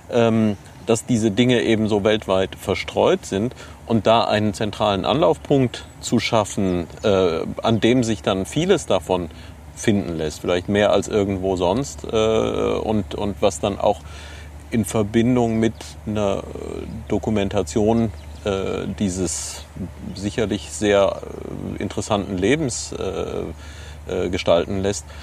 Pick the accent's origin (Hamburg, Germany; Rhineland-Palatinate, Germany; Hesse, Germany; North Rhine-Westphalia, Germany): Rhineland-Palatinate, Germany; Neuwied; Nein, ich komme aus Neuwied.